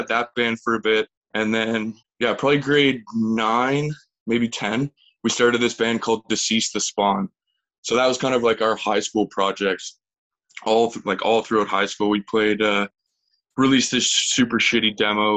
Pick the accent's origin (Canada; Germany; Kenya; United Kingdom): Canada; Grimsby, Ontario; also born or lived in Thunder Bay; now in St. Catharines, Canada; I grew up just down the road in Grimsby. So I'm a Niagara boy, but like, yeah, I grew up in Grimsby.